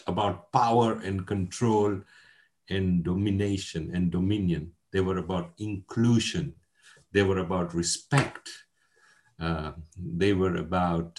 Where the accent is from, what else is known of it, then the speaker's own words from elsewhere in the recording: Mombasa, Mombasa County, Kenya; moved away as an adult; also born or lived in London, United Kingdom; I was born in Mombasa in Kenya. Kenya was a British colony. I was born a couple of years before independence, before Kenya became independent. And educated in Kenya. And then at the age of 18, I came to the London School of Economics in Britain